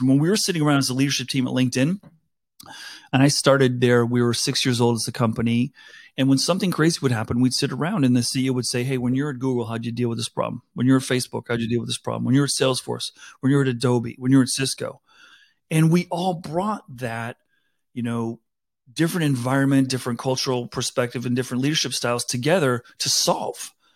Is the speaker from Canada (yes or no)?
no; South Africa; now in United States; I grew up in South Africa.